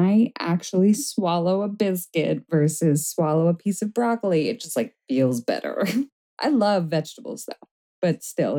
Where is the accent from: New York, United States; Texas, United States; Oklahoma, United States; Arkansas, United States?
New York, United States; now in California, United States; We're from New York